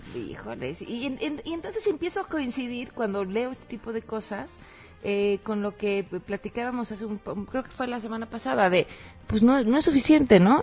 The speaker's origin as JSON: {"language": "Spanish", "country": "Mexico", "said": "nos crean una identidad como mexicanos"}